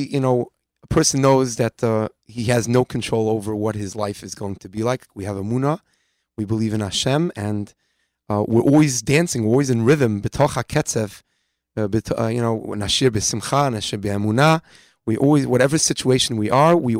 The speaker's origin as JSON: {"language": "English", "town": "New York City", "region": "New York", "country": "United States", "said": "I'm from Far Rockaway myself"}